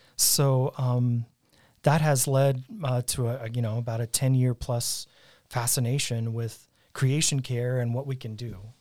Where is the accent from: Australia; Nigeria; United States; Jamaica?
United States; Colorado Springs, Colorado; I grew up in Colorado Springs